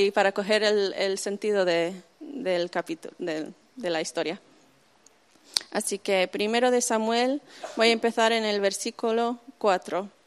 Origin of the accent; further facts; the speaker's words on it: Zaragoza, Aragon, Spain; accent: Spain; also born or lived in United States; Eh, y me crié ahí en España, en Zaragoza, para los que lo conocen.